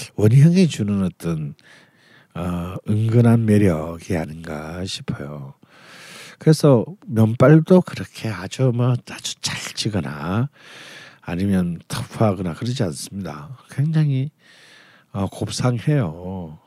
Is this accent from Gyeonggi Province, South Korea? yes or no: no; Busan, South Korea; 저는 부산 사람이잖아요.